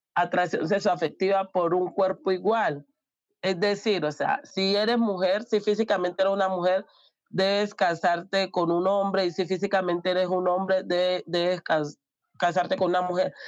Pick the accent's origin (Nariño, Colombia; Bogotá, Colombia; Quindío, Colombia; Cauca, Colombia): Nariño, Colombia; Tumaco; moved away; yo soy de Tumaco, de una población super machista